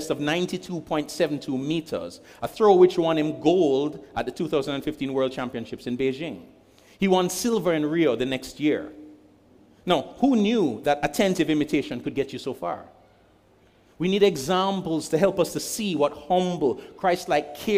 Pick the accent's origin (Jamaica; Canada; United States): Jamaica; I'm speaking as a Jamaican